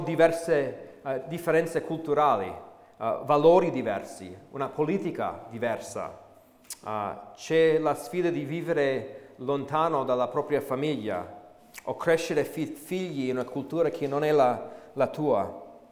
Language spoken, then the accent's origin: Italian; United States; moved away as an adult; now in Italy; sono cresciuto um, negli Stati Uniti